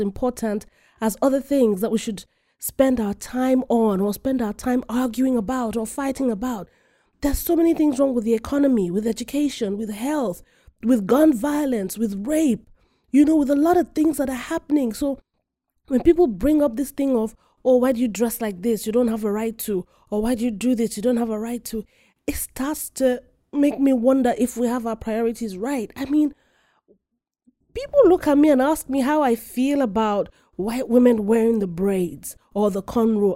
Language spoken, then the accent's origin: English; Nigeria; I am African, full-fledged African. I am Nigerian